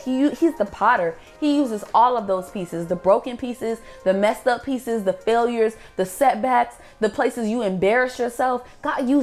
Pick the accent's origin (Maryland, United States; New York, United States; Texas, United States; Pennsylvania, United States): Maryland, United States; moved away as an adult; now in Georgia, United States; I grew up in Maryland. I grew up in the DMV